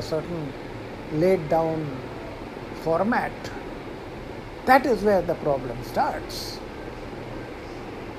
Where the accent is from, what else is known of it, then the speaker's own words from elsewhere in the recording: Maharashtra, India; also born or lived in Thane; I am also a Maharashtrian staying in Maharashtra